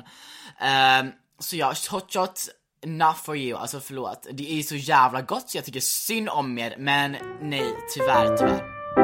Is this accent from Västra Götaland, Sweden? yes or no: yes; Gothenburg, Västra Götaland, Sweden; som göteborgare